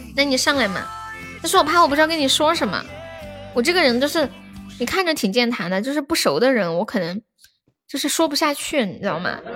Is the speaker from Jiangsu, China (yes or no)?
no; Nanchong, Sichuan, China; 我是南充的